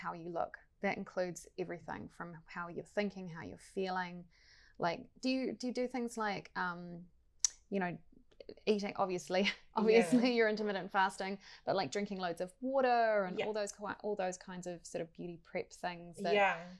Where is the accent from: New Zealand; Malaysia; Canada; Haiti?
New Zealand; South Island; I grew up in South Island